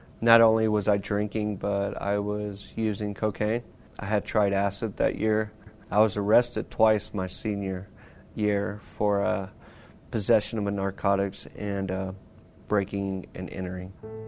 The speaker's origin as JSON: {"language": "English", "town": "Lubbock", "region": "Texas", "country": "United States", "said": "I am 39 years old. I'm from Lubbock, Texas."}